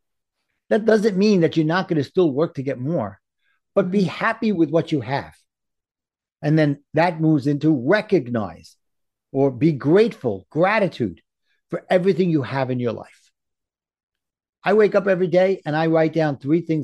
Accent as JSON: {"language": "English", "region": "New York", "country": "United States", "accent": "New York", "said": "my New York accent"}